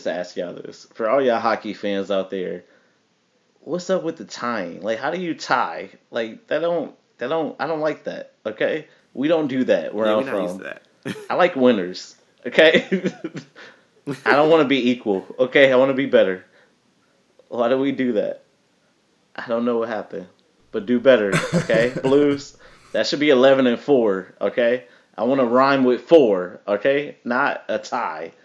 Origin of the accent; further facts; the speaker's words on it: Detroit, Michigan, United States; I'm from Detroit.